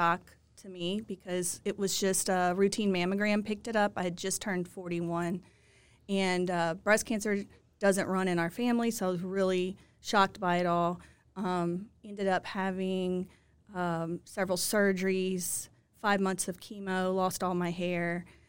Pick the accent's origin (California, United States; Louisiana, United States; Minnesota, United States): Louisiana, United States; Lafayette; now in Baton Rouge, United States; Well, I grew up in Lafayette, but I've been in Baton Rouge since I finished law school in 2007.